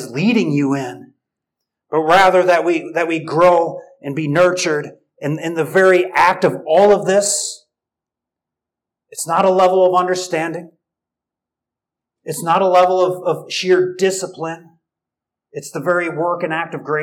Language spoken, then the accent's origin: English; United States; I'm American